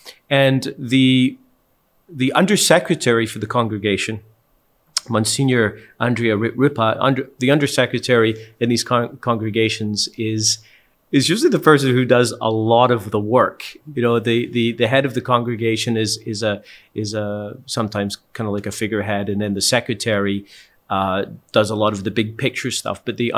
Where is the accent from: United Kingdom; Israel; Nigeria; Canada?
United Kingdom; Scotland; I'm from Scotland, and a pitch for us means a soccer field.